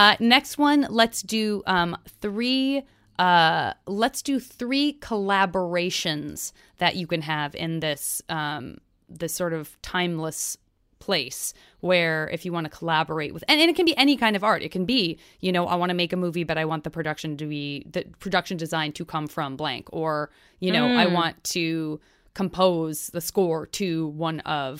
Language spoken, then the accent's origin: English; Arizona, United States; born or raised there